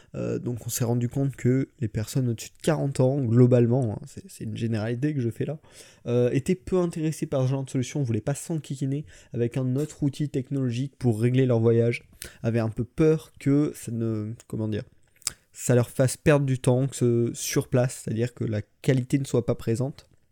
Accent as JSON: {"language": "French", "town": "Limoges", "region": "Nouvelle-Aquitaine", "country": "France", "moved": "as an adult", "lives_now": "Saint-Mandé, France", "said": "je viens de Limoges, maintenant je suis à Saint-Mandé, juste à côté de Paris, euh, pour mes études"}